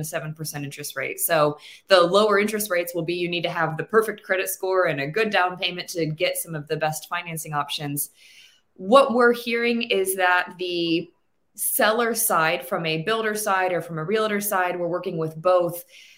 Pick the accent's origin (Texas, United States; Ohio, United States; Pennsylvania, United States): Ohio, United States; Cleveland; now in California, United States; I was born and raised in Cleveland, Ohio